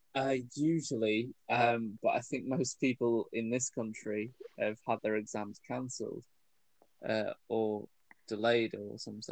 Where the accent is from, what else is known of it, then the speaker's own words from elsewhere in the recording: United Kingdom; I was born here. Mum was born here